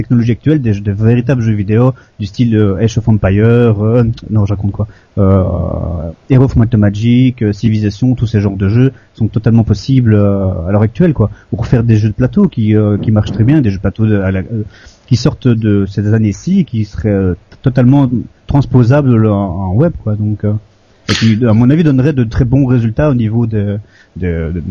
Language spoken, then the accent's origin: French; Belgium; moi je suis bête de Belgique.